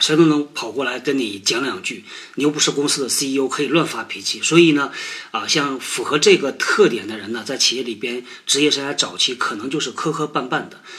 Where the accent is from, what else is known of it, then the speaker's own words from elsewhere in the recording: China; 我们中国人